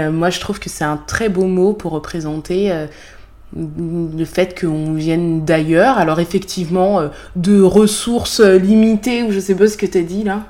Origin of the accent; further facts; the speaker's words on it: France; accent: French; first language Bassa; avec mon accent français